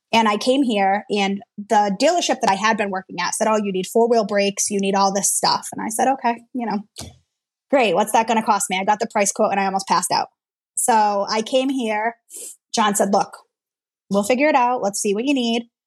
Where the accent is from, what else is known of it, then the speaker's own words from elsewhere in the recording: Worcester, Massachusetts, United States; I'm from Worcester, Massachusetts.